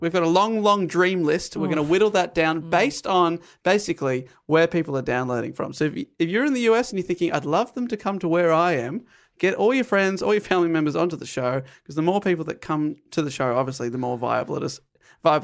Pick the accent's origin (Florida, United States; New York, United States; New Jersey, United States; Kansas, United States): New Jersey, United States; Brick; Brick. I'm from Brick, New Jersey.